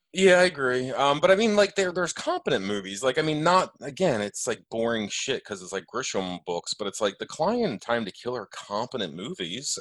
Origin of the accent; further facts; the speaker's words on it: Elkton, United States; I grew up in Elkton.